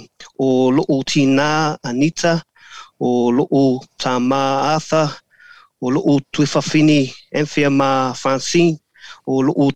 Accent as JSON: {"language": "English", "region": "Auckland", "country": "New Zealand", "tie": "born or raised there", "also_born_or_lived": "New Plymouth / Australia", "said": "So I'm born and bred Poinsett boy in Auckland. Lived here pretty much all my life, with a couple of stints, or one stint overseas, and I think when I was between 7 and 10, we moved down to New Plymouth for 3 years."}